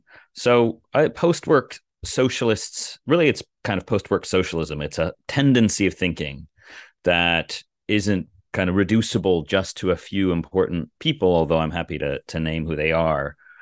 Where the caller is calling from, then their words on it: Cambridge, Massachusetts, United States; I'm here in the actual People's Republic of Cambridge, Massachusetts.